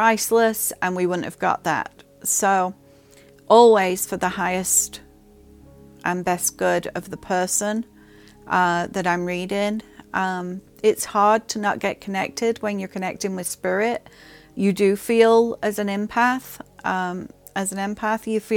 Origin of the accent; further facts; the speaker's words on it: England, United Kingdom; I grew up in England